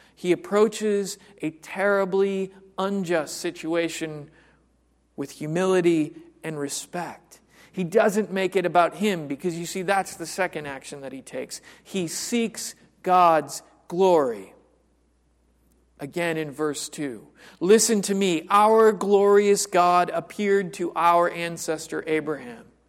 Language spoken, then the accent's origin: English; United States; I am completely an American mutt.